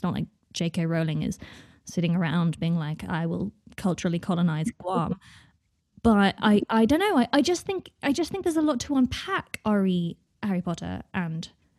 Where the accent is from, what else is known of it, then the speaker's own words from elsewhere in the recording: United Kingdom; because I grew up in Britain